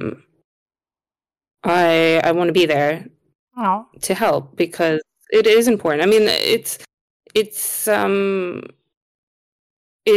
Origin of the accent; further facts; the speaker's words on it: United States; moved away; I grew up in America